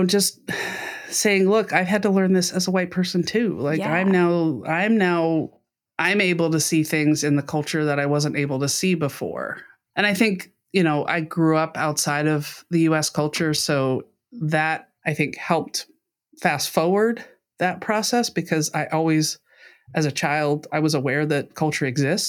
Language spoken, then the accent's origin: English; Brussels, Belgium; also born or lived in London, United Kingdom; So mostly in Europe. I was in the second half of my dad's career. So I was, you know, how was I growing up? Well, I was the kid brought along for the trip. But yeah, in Brussels and then in London.